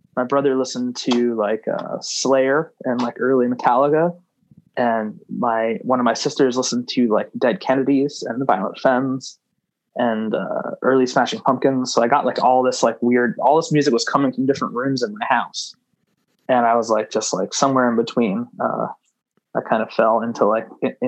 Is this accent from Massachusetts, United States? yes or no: yes; Gloucester, Massachusetts, United States; I am from Gloucester, Massachusetts.